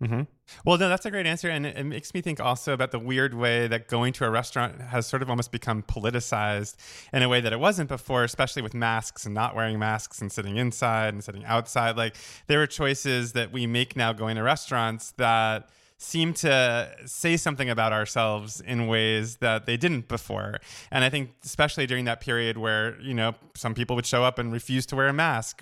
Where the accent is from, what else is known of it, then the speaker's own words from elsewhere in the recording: Oceanside, New York, United States; moved away; I grew up on Long Island too